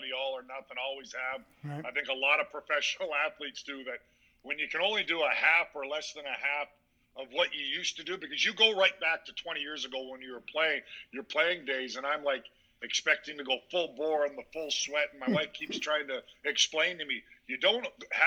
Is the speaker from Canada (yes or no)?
yes; Edmonton, Alberta, Canada; also born or lived in Windsor, Ontario; I was born in Windsor, Ontario, and started half of first grade before my father was transferred to Western Canada in Edmonton